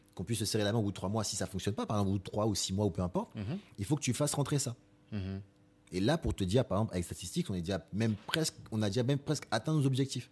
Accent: Épinay-sur-Seine, Île-de-France, France; also born or lived in Marie-Galante (ancestry); j'ai grandi à Épinay, mm. Épinay-sur-Seine, dans 93

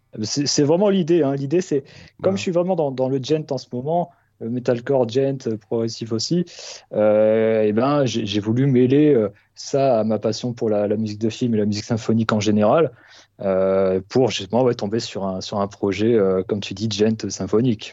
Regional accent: Nord-Pas-de-Calais, Hauts-de-France, France; moved away; je suis issu de, du Nord-Pas-de-Calais de base

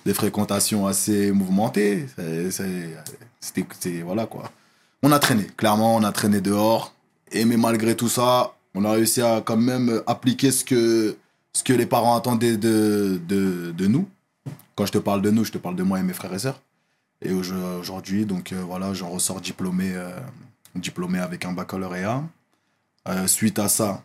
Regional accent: Évry, Île-de-France, France; je fais toute ma scolarité à Évry. Je fais toute ma scolarité à Évry

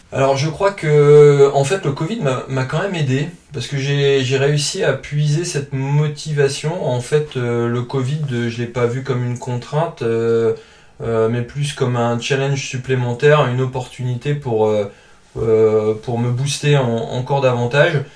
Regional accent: Calais, Hauts-de-France, France; also born or lived in Lille suburbs; now in Lille, France; je viens de la région du Nord, je suis originaire de Calais.

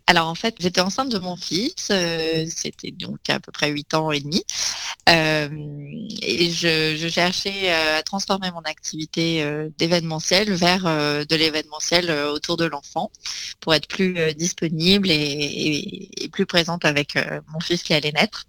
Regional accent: Nice, Provence-Alpes-Côte d'Azur, France; je suis née à Nice, donc on a, j'ai appris toutes les, recettes de cuisine niçoise possibles et inimaginables

